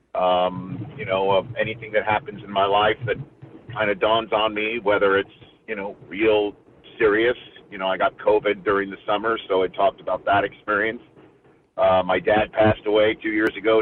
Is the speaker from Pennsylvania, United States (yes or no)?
no; New York City, New York, United States; also born or lived in Brooklyn; I uh, moved to Staten Island when I was six months old and obviously growing up there